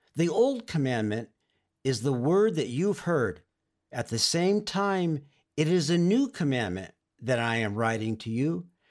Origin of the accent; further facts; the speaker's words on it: Oxnard, California, United States; we moved from Northern California to Southern California to the town where I would eventually grow up, in Oxnard, in Ventura County, north of L